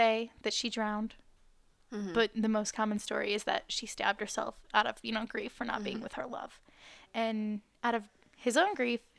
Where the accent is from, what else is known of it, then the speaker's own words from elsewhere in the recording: Wales, United Kingdom; Except my skin, apparently, because I'm from Wales.